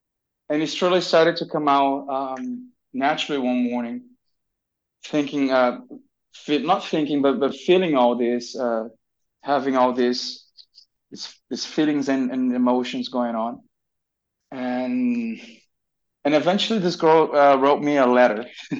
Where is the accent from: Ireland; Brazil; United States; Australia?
Brazil; Brasilia, Federal District; moved away; from Brasilia, my hometown